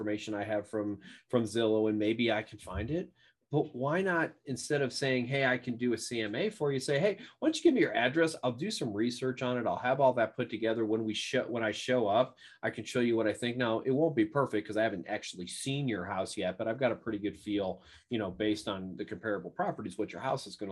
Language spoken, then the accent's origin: English; New York, United States; moved away; also born or lived in Arkansas; I'm from New York. That's where I grew up